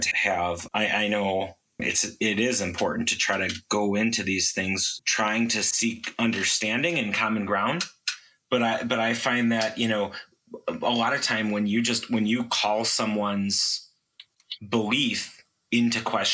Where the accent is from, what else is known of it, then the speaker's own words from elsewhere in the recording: United States; my fellow Americans